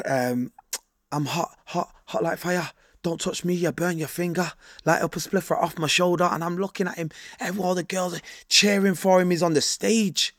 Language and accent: English; United Kingdom; I was born and raised in Rush Home